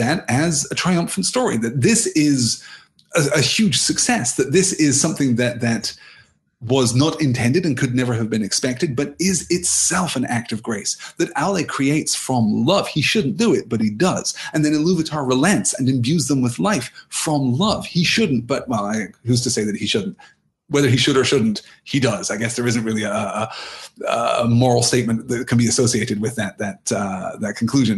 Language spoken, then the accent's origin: English; United Kingdom; I'm from Britain